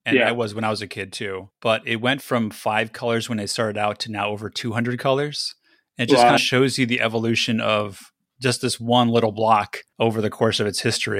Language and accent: English; Los Angeles, California, United States; So I grew up in Griffith Park, so not too far. And so I was always fascinated by Pasadena as a visitor, and I live here now.